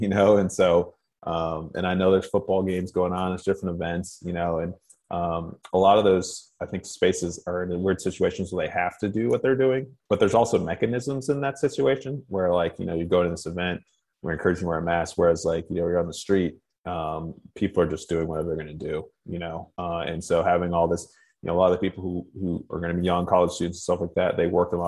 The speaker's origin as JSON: {"language": "English", "town": "Athens", "region": "Ohio", "country": "United States", "tie": "born or raised there", "said": "I grew up in Athens"}